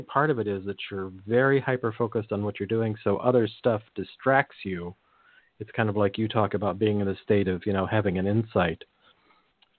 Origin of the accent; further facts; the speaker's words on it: Monterey Peninsula, California, United States; I grew up in the Monterey Peninsula